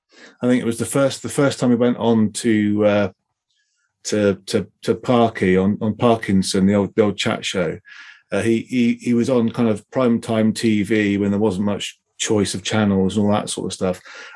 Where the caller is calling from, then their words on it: South West England, United Kingdom; Hi, I'm down in Devon today.